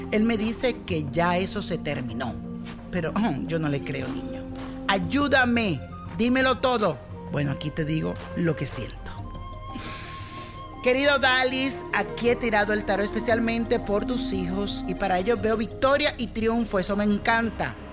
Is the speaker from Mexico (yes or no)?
no; Venezuela; yo nací el 30 de septiembre del 1973 y soy venezolana